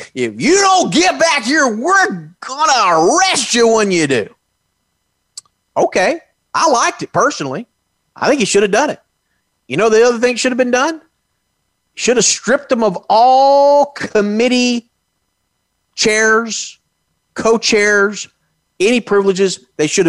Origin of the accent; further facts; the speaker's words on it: Texas, United States; my home state